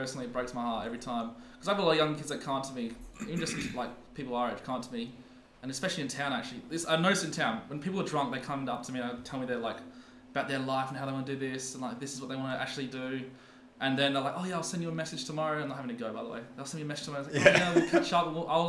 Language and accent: English; Adelaide, South Australia, Australia; Because I grew up in Westmoreland Park.